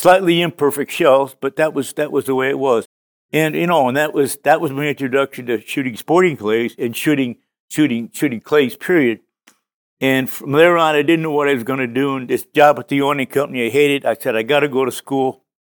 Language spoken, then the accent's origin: English; Connecticut, United States; I grew up in Connecticut